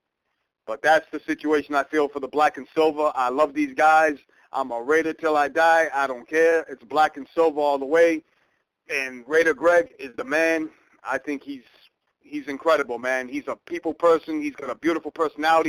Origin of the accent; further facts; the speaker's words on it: New Bedford, Massachusetts, United States; moved away as an adult; also born or lived in Los Angeles, California; I'm from New Bedford, Massachusetts.